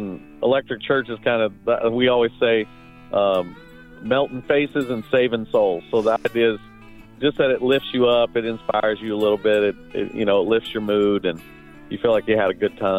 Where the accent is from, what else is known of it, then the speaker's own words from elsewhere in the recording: Las Vegas, Nevada, United States; Yeah, we're all from Las Vegas.